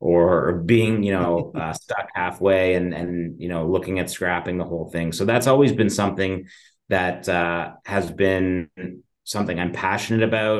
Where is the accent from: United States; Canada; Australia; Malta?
Canada; just outside of Toronto, Ontario; I was born and raised just outside of Toronto, just in the suburbs